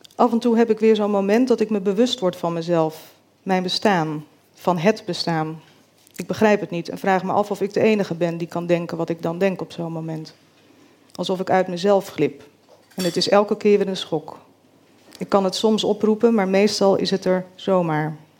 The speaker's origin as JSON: {"language": "Dutch", "town": "Groot-Ammers", "region": "South Holland", "country": "Netherlands", "tie": "born or raised there", "also_born_or_lived": "Rotterdam", "said": "Ik ben hier 15 jaar en woon met mijn chronisch zieke moeder in Groot-Ammers in een klein dorp in Zuid-Holland, aan de Lek"}